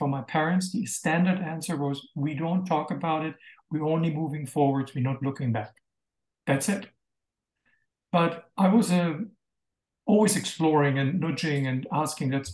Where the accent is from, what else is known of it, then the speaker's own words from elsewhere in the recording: Bamberg, Bavaria, Germany; moved away; also born or lived in Israel; I was born in Bamberg in 9th of May, 1958, 13 years and one day after the capitulation of Germany, and grew up in a beautiful town that is kind of fairy tale